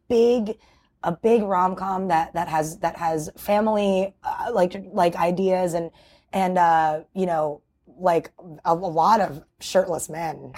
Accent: New York City, New York, United States; my hometown

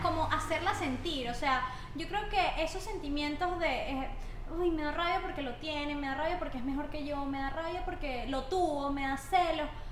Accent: Barinas, Venezuela; moved away; also born or lived in Caracas; yo soy de Barinas, una ciudad del interior, y estoy en Caracas

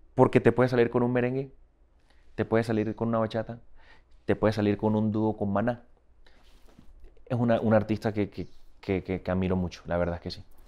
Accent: Barranquilla, Atlántico, Colombia; moved away as an adult; now in Miami, United States; Soy de la costa caribe colombiana, de la ciudad de Barranquilla

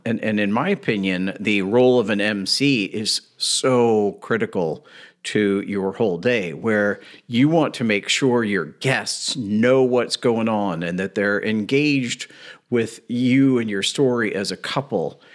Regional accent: Louisville, Kentucky, United States; I grew up in Louisville, Kentucky

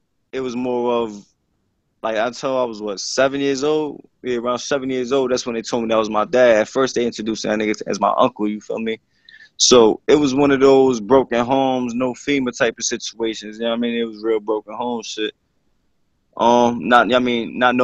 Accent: Bayonne, New Jersey, United States; I was born in Jersey City. I moved to Bayonne in like sixth grade

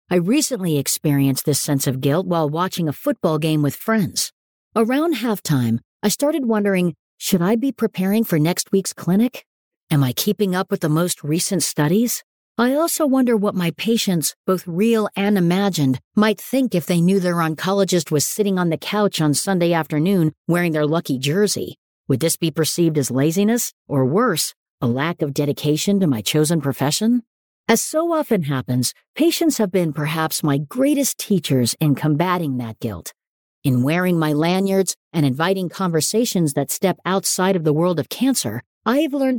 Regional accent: Pittsburgh, Pennsylvania, United States; As a child growing up in Pittsburgh, sporting events were family outings, background television, and oftentimes tone setters for the mood of the city.

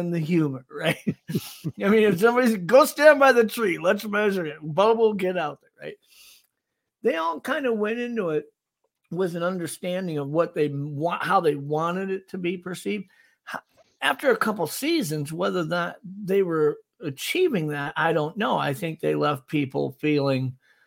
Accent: South Dakota, United States; my home state of South Dakota

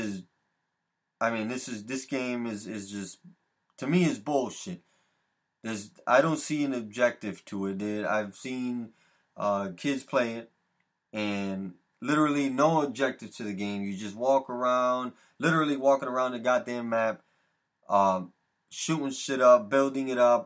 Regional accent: Connecticut, United States; here in Connecticut, my home state of Connecticut

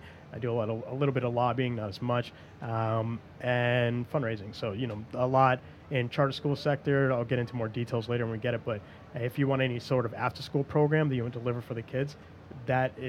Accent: Massachusetts and New Hampshire, United States; also born or lived in Methuen, Massachusetts / Lawrence, Massachusetts; now in New York, United States; I was born in New Hampshire, but I grew up in Massachusetts and New Hampshire

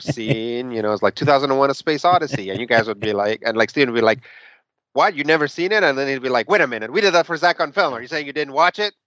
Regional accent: Mexico City, Mexico; moved away; I was born in Mexico City. I lived there for a good part of my childhood

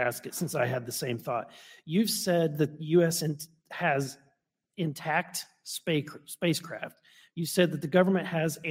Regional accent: Missouri, United States; I'm from Missouri

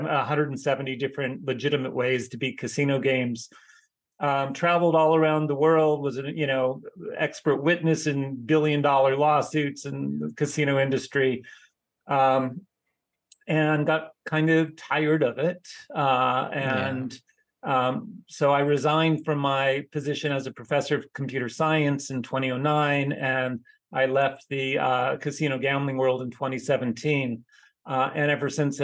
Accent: California, United States; I grew up as somebody growing up in California

